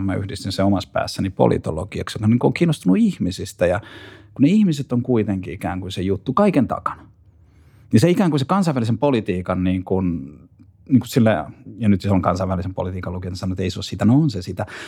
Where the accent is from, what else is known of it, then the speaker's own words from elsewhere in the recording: Pori, Satakunta, Finland; mä oon asunut nuoruuteni Porissa.